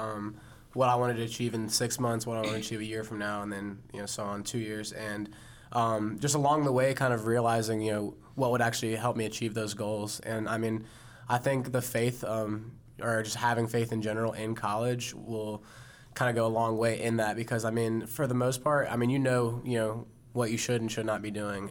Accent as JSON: {"language": "English", "town": "Charlotte", "region": "North Carolina", "country": "United States", "said": "I came home to Charlotte to Central Piedmont"}